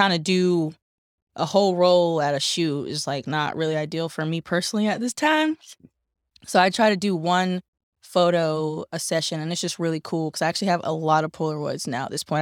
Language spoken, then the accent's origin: English; Durham, North Carolina, United States; I'm from Durham, North Carolina, born and raised in native Bull City